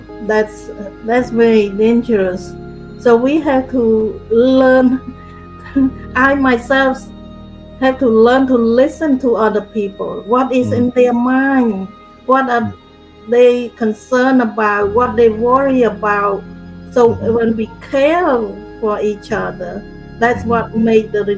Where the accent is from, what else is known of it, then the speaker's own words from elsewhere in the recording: Cambodia; moved away as an adult; I grew up in Cambodia